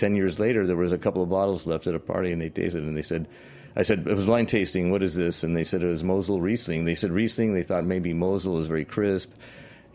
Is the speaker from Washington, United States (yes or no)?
yes; Washington, United States; moved away; also born or lived in San Francisco; I'm from Washington State